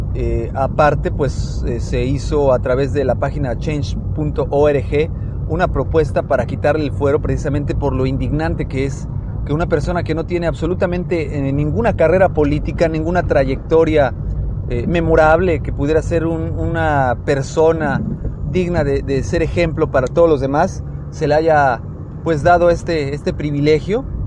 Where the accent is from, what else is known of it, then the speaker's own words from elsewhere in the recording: Mexico; como mexicanos